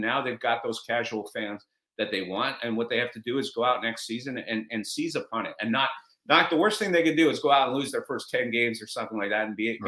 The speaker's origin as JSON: {"language": "English", "town": "Montreal", "region": "Quebec", "country": "Canada", "tie": "born or raised there", "also_born_or_lived": "Toronto", "moved": "yes", "lives_now": "Seattle, United States", "said": "I grew up in Montreal, in case you can't tell from the Guy Lafleur autographed jersey behind me. I grew up in Montreal."}